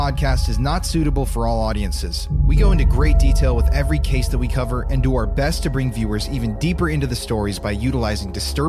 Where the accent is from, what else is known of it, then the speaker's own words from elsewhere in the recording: Midwest, United States; I'm from the Midwest